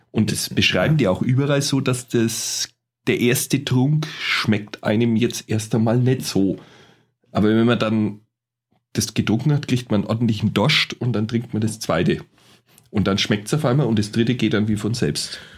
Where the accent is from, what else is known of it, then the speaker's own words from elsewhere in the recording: Bavaria, Germany; accent: Franconian; Ja, wir Franken sind ja eh recht sexy, habe ich gehört.